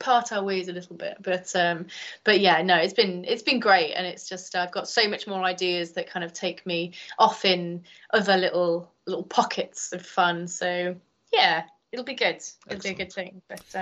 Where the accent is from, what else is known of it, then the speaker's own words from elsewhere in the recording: Chester, North West England, United Kingdom; moved away; I'm originally from Chester